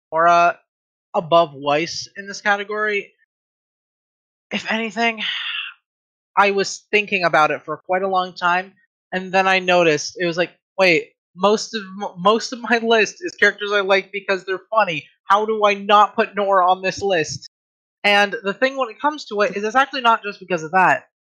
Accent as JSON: {"language": "English", "country": "Ireland", "said": "I'm I I'm Irish."}